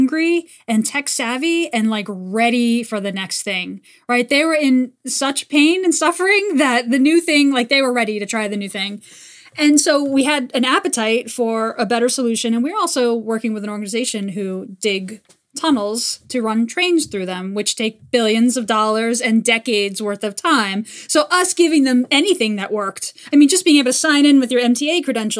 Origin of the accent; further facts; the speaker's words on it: New York City, New York, United States; I was born and raised in New York City. I lived here most of my life.